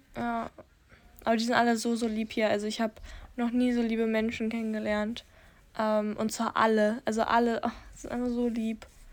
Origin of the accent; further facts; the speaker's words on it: Germany; bei uns in Deutschland